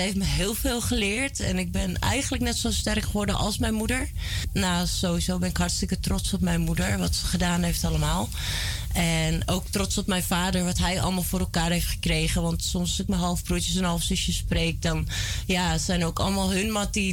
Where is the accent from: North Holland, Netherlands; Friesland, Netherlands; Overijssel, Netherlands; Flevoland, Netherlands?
Flevoland, Netherlands; Almere; also born or lived in Amsterdam / Belgium; Ik ben in Amsterdam geboren en in Almere opgegroeid.